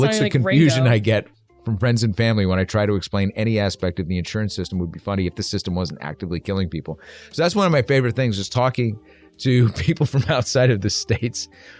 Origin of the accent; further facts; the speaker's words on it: Ireland; I'm Irish and I hated that.